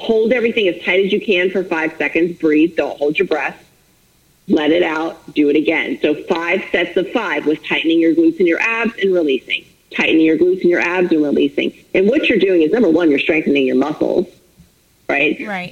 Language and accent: English; Florida, United States; also born or lived in Minnesota; I'm born and raised in Florida. I live in Florida now